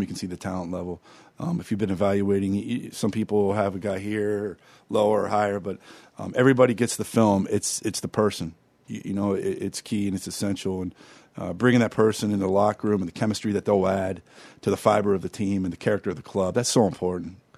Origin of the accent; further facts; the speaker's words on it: Pittsburgh, Pennsylvania, United States; growing up in Pittsburgh